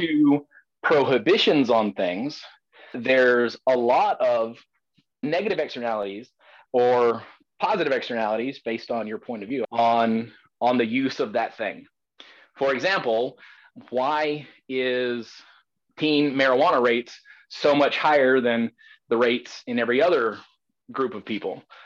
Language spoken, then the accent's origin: English; the South, United States; As a Southerner